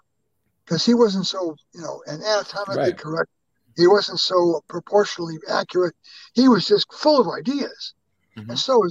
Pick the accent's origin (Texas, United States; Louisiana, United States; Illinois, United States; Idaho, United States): Illinois, United States; Chicago; born there; But my family, I was born in Chicago.